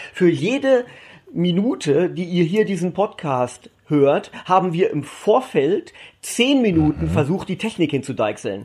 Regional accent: Göttingen, Lower Saxony, Germany; wenn man in Göttingen aufwächst und man fühlt sich noch als Norddeutscher

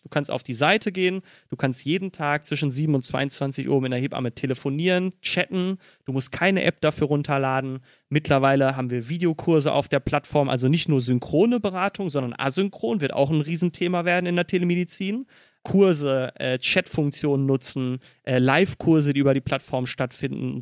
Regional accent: Dortmund, North Rhine-Westphalia, Germany; moved away as an adult; now in Berlin, Germany; Ich komme aus dem wunderschönen Dortmund und bin auch immer noch verwurzelt.

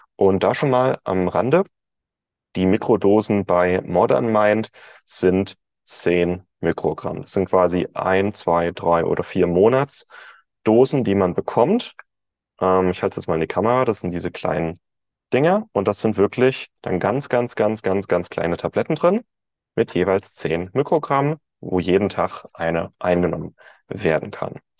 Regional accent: Germany; als Deutscher

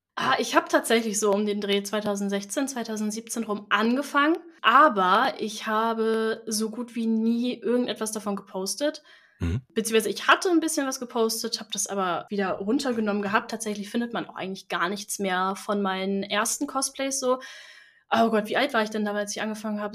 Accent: Northern Germany, Germany; also born or lived in Flensburg; Ich komme aus dem Norden von Deutschland

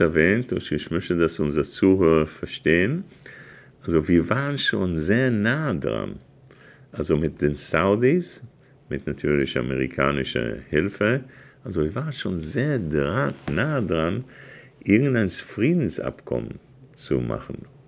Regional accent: Israel; now in Germany; jemandem, der Staatssekretär war, als Israel sich einseitig aus dem Gazastreifen sich rausgezogen hat

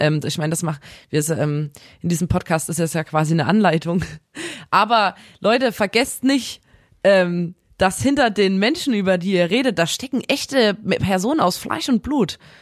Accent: Chemnitz, Saxony, Germany; kommen wir aus Chemnitz

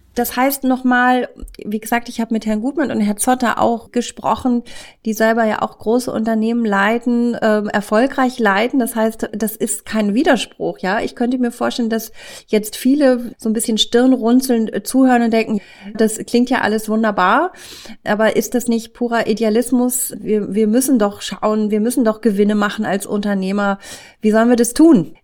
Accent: Lower Saxony, Germany; ich komme aus Niedersachsen

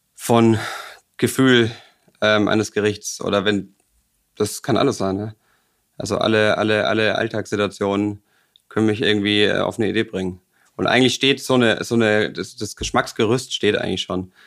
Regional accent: Bavaria, Germany; moved away as an adult; now in Hamburg, Germany; ich komme aus Bayern

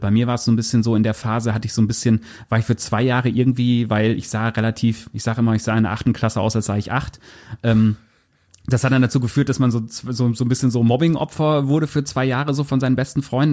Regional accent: near Osnabrück, Lower Saxony, Germany; also born or lived in Bad Essen; ich komme aus Fenne bei Osnabrück

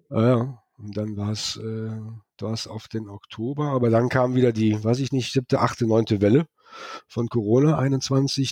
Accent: Rhineland, Germany; now in Kelsterbach, Germany; ich bin ja Rheinländer

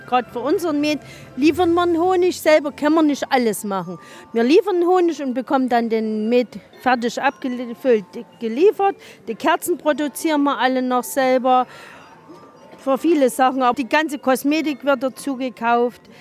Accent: Wildenfels, Saxony, Germany; Wir kommen aus dem Zwickauer Land, in Wildenfels, Ortsteil Herdensdorf.

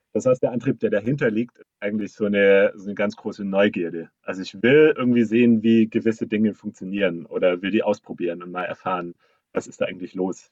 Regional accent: Black Forest, Baden-Württemberg, Germany; moved away; ich bin im Schwarzwald aufgewachsen, in einem kleinen Städtchen

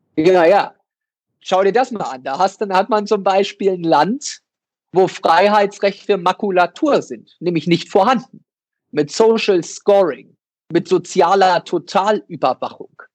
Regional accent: Ueckermünde, Mecklenburg-Vorpommern, Germany; in meiner Heimatstadt in Öckermünde

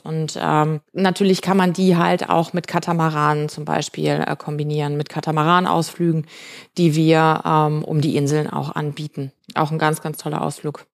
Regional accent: Sauerland, North Rhine-Westphalia, Germany; moved away as an adult; also born or lived in Munich; now in Mauritius; Ich komme aus dem Sauerland, aus einem kleinen Ort im Sauerland

